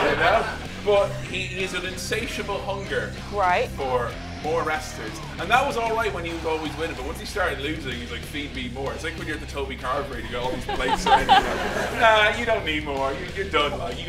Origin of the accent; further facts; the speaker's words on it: England, United Kingdom; I'm not even from America. England